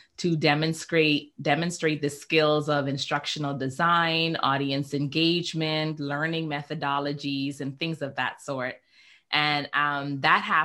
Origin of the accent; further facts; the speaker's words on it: Bahamas; also born or lived in Nigeria; I grew up in the beautiful islands of the Bahamas